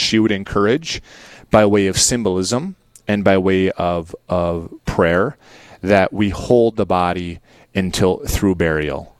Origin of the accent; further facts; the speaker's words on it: Dickinson, North Dakota, United States; the Queen City, my hometown